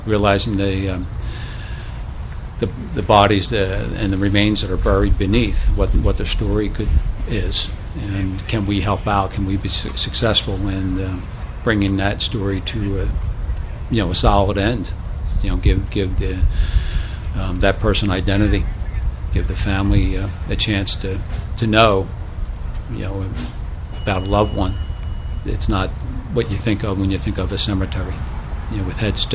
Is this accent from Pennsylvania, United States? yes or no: yes; Philadelphia, Pennsylvania, United States; as a young student growing up in Northeast Philadelphia